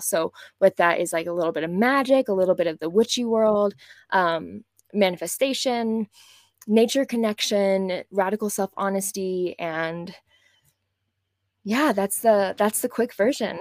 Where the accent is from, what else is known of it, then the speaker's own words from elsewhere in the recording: West Texas, United States; moved away as an adult; also born or lived in New York City; I grew up in West Texas in o, an oil-filled town